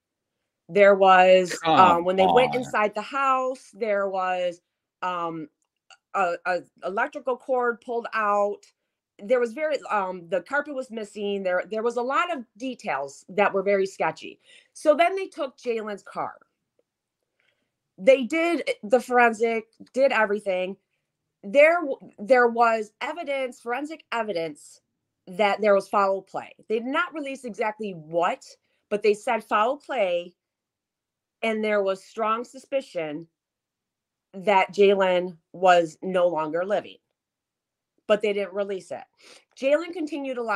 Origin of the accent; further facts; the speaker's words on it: near Detroit, Michigan, United States; my hometown where I grew up